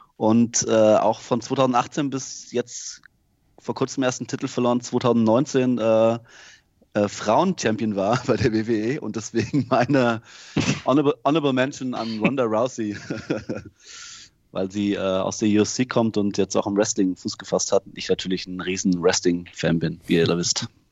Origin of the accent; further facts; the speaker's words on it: Germany; als Deutscher